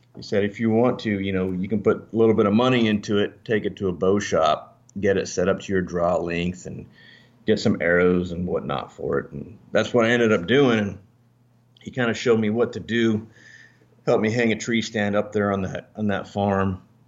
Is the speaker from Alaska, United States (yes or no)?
yes; Alaska, United States; moved away; also born or lived in Northern Virginia; I was actually raised in Alaska